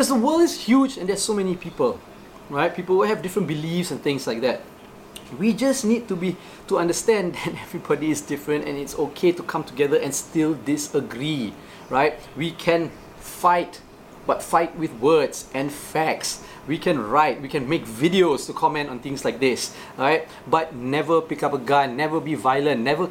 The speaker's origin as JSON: {"language": "English", "region": "Johor", "country": "Malaysia", "tie": "born or raised there", "said": "I grew up in Johor"}